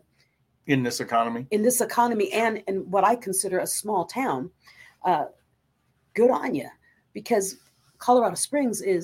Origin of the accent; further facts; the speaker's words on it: Philippines; moved away; I grew up in the Philippines